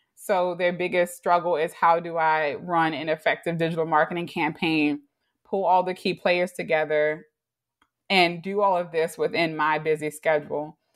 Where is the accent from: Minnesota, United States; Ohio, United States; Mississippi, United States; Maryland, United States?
Maryland, United States; Baltimore; also born or lived in New York; I grew up in Baltimore, probably one of few African American Baltimoreans who went to public school